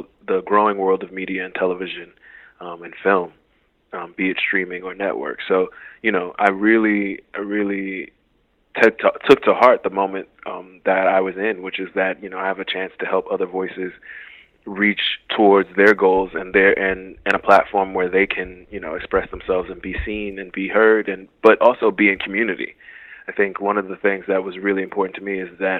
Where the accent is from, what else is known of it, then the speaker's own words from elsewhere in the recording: Miami, Florida, United States; growing up in Liberty City